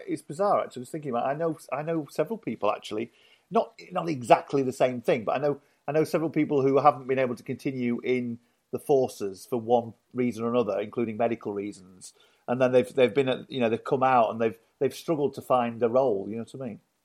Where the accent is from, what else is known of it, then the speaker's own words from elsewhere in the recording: Yorkshire and the Humber, United Kingdom; I grew up in Yorkshire, so I, you know, I know all about Yorkshire